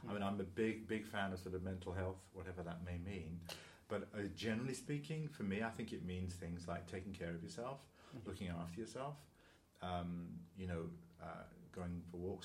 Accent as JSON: {"language": "English", "region": "London", "country": "United Kingdom", "also_born_or_lived": "Leicester", "moved": "yes", "said": "I went to another school up in Leicester, because I'm from London originally"}